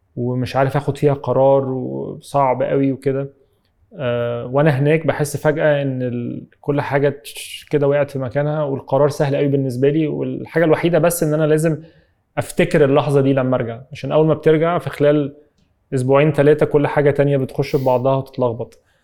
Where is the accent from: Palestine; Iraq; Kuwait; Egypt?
Egypt